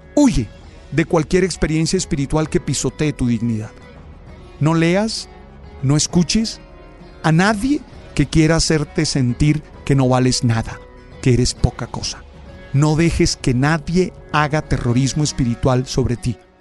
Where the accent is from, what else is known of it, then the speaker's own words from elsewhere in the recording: Santa Marta, Magdalena, Colombia; soy de Santa Marta, que soy caribe